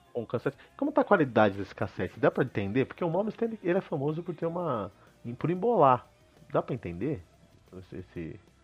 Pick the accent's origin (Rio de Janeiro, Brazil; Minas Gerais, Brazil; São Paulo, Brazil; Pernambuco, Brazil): São Paulo, Brazil; Cotia; Portuguese is a second language; moved away; eu cresci em Cotia